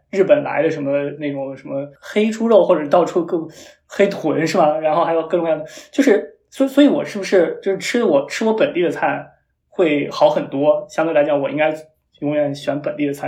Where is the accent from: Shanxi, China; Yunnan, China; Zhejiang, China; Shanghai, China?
Shanxi, China; moved away; 我是一个山西人